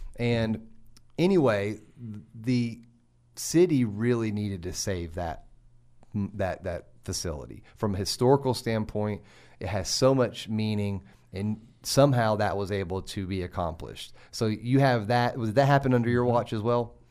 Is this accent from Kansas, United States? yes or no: no; Oak Ridge, Tennessee, United States; I'm from Oak Ridge, Tennessee. That's where I was born and raised